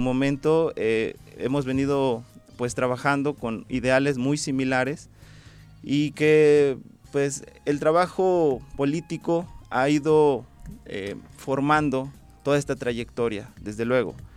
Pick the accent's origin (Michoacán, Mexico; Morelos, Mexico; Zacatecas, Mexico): Morelos, Mexico; Tlaltizapán; soy un ciudadano de Tlaltizapán, oriundo de la comunidad de Huatecalco